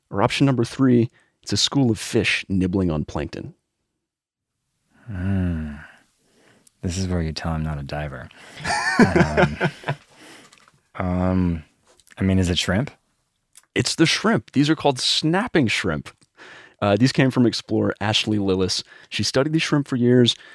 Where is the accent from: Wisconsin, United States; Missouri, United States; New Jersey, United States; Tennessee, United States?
Wisconsin, United States; I grew up in Wisconsin.